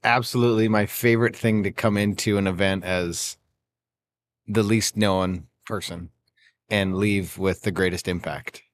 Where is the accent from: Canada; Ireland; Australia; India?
Canada; I grew up in Canada